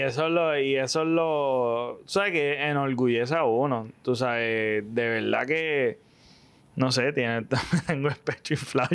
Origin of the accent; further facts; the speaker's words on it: Puerto Rico; soy boricua